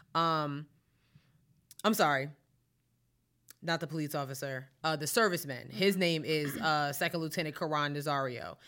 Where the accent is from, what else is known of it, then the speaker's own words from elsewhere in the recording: New York, United States; growing up in New York